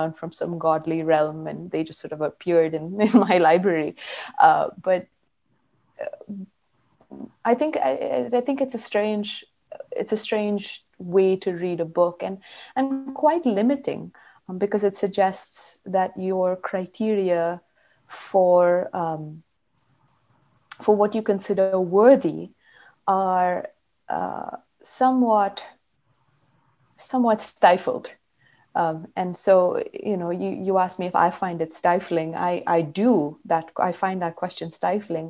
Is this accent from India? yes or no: yes; Karnataka, India; I grew up in Karnataka